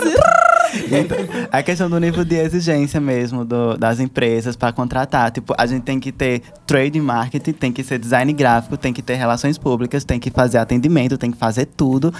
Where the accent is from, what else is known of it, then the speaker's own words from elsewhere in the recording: Piauí, Brazil; moved away as an adult; now in Petrolina, Brazil; eu saí, né, da minha terra natal, que é do Piauí, e vim parar aqui em Petrolina